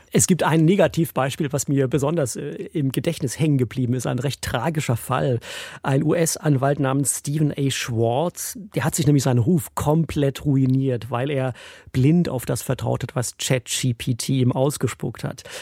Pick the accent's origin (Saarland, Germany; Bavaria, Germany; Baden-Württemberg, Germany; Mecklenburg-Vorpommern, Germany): Baden-Württemberg, Germany; Esslingen am Neckar; also born or lived in Stuttgart / Freiburg / Brighton; ich bin in Essling geboren, bei Stuttgart